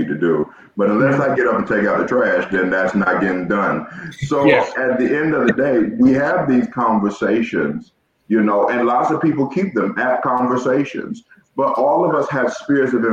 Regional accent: Georgia, United States; now in Ohio, United States; I'm from the South. I'm from Georgia.

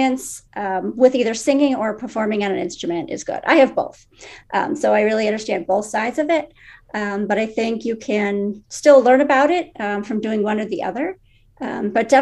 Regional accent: Buffalo Grove, Illinois, United States; I grew up in Buffalo Grove and I still live there.

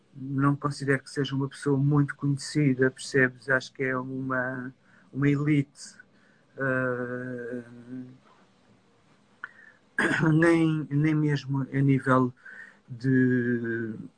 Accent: Lisbon, Portugal; ser um designer de Lisboa

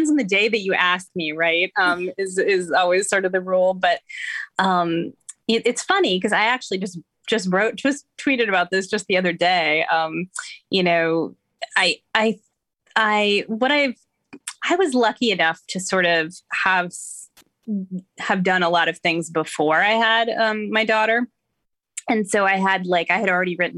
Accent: Madison, Wisconsin, United States; moved away as an adult; now in East Coast, United States; I grew up in Madison, Wisconsin

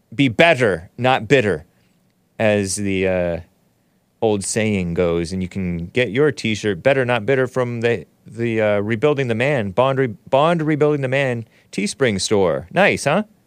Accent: United States; I am native to this country. I was born here. My parents were born here.

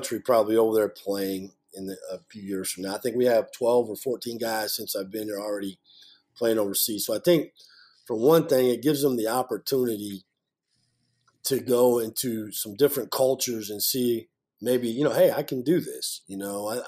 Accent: Iowa City, Iowa, United States; moved away as an adult; I grew up in Iowa City, right outside of Iowa City, Iowa

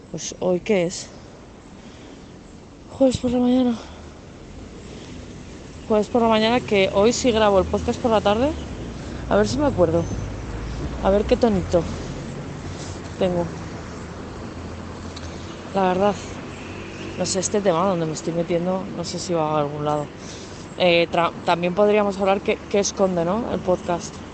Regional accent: Cantabria, Spain; born there; Tampoco soy cántabra, nací en Cantabria, pero no soy cántabra, tampoco soy madrileña.

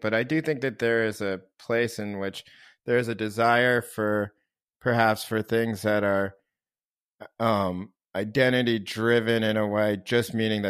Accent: Scarsdale, New York, United States; maybe sometimes my life was not as easy as it was for my white classmates growing up in Scarsdale, New York.

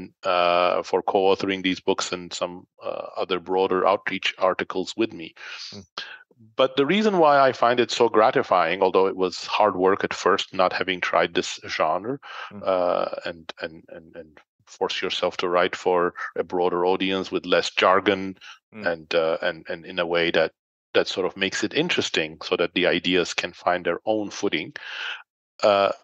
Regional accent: Turkey; moved away as an adult; also born or lived in York, United Kingdom / London, United Kingdom; now in United States; when I was a teenager, actually, growing up in Turkey

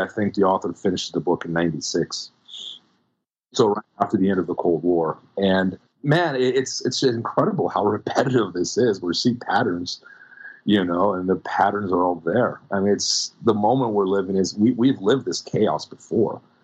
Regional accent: Brazil; now in United States; when I was growing up in Brazil, no one had guns

